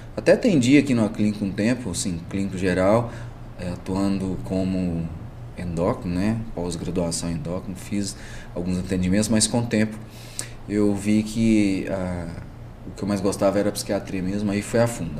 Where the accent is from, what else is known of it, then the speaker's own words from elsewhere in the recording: Itapagipe, Minas Gerais, Brazil; moved away as an adult; also born or lived in Caldas / Maringá, Paraná; É a minha cidade natal mesmo, que é a região ali de Itapajipe, Minas Gerais, Campina Verde também, Frutal, Triângulo